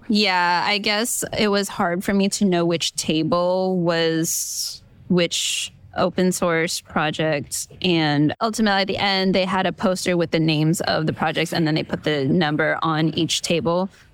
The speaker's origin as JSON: {"language": "English", "region": "California", "country": "United States", "said": "I'm from California"}